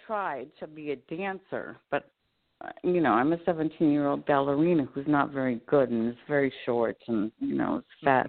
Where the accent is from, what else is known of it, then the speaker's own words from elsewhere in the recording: La Honda, California, United States; I grew up in California in La Honda, and a little town up there.